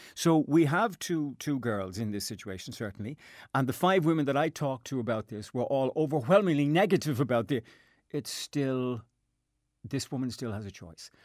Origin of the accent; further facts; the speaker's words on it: Dublin, Leinster, Ireland; moved away as an adult; now in Castlepollard, Ireland; I am from Dublin